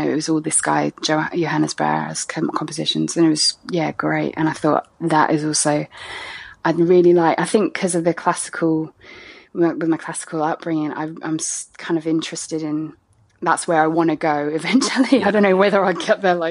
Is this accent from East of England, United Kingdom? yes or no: yes; Ipswich, East of England, United Kingdom; moved away as an adult; also born or lived in Cardiff, Wales / Wiltshire / France; I ended up in Suffolk, in Ipswich to be precise, when I was about eight, and I grew up there till 18